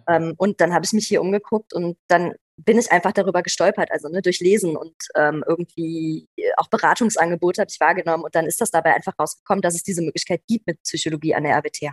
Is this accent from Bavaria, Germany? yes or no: no; Aachen-Düren area, North Rhine-Westphalia, Germany; bin auch hier in der Ecke aufgewachsen, also nicht hier in der Stadt, aber tatsächlich hier im, im, im Aachen-Dürener Raum